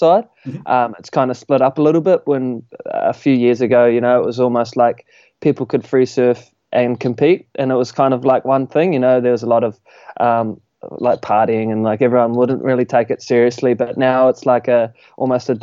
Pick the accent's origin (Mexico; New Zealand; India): New Zealand; Raglan, Waikato; growing up in Raglan, you know, it was my home break, and I was going to school here